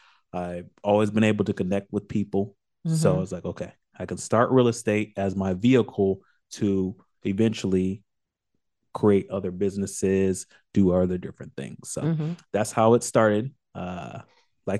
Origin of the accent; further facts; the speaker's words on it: Orlando, Florida, United States; I'm born and raised in Orlando, so that was my number one.